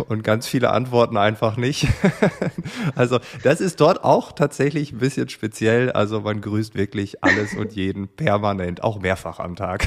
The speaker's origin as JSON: {"language": "German", "area": "East Frisia", "region": "Lower Saxony", "country": "Germany", "moved": "yes", "lives_now": "Berlin, Germany", "said": "ich komme ja selbst aus Ostfriesland"}